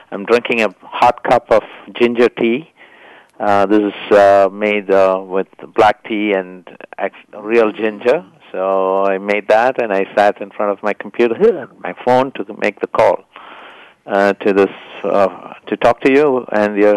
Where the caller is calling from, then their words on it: California, United States; Hi, I'm uh, calling you from the wet Bay Area.